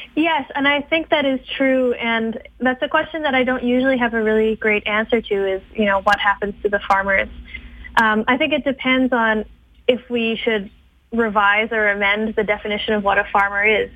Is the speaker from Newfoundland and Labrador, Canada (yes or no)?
no; Edmonton, Alberta, Canada; I grew up in Edmonton.